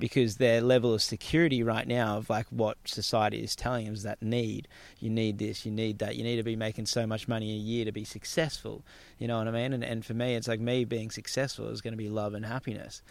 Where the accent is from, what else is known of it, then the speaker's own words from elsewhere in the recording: Gold Coast, Queensland, Australia; Palm Beach where I grew up on the Gold Coast